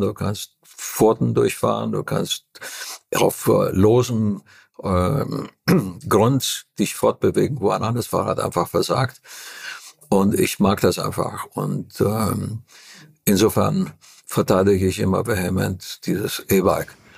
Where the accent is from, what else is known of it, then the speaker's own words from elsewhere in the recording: Transylvania, Romania; Ich komme aus Transylvanien, wo es eine ganz exquisite Küche gibt